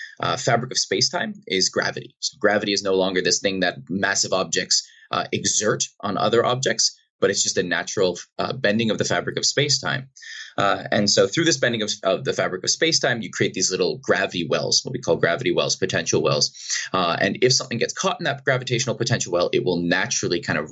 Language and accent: English; Boston, Massachusetts, United States; now in British Columbia, Canada; I grew up in Boston, outside of Boston in Massachusetts